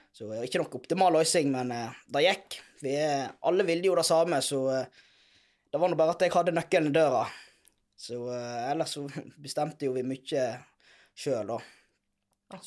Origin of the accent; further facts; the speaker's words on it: Hyllestad, Vestland, Norway; jeg er oppvokst i Lifjorden.